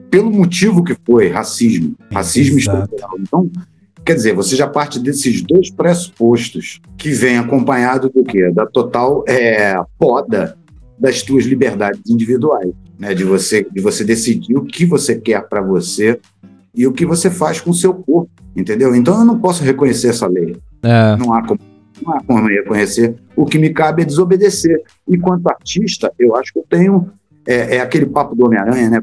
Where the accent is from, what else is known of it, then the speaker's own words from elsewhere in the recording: Rio de Janeiro, Brazil; Sou do Rio de Janeiro